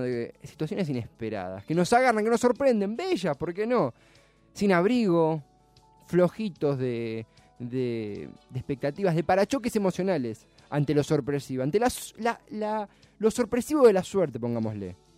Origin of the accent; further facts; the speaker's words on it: Avellaneda, Buenos Aires Province, Argentina; no soy eh, porteño, soy de, Avellaneda, pero estudio y trabajo en Capital